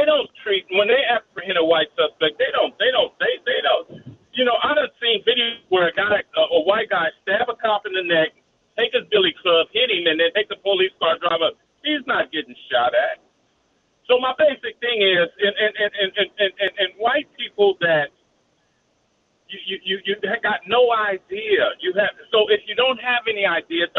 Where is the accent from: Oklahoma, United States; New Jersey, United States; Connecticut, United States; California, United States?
California, United States; Los Angeles; I grew up in South Central Los Angeles